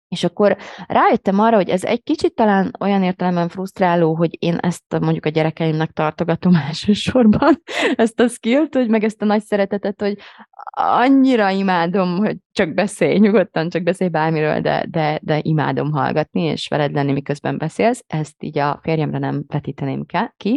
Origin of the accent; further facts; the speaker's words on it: Hungary; akik így magyar identitással élünk